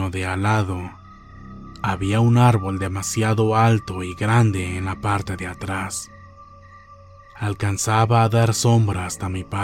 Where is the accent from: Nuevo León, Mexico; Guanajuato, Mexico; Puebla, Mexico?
Nuevo León, Mexico; Monterrey; Soy de Monterrey, Nuevo León. Actualmente tengo 51 años y lo que me pasó fue cuando tenía 10 u 11 años. En aquel entonces vivíamos en Guadalupe, Nuevo León, con mi madre.